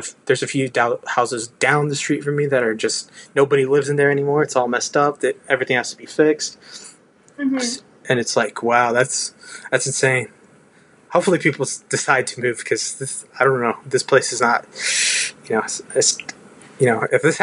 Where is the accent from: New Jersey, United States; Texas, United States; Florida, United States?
Texas, United States; I love being a Texan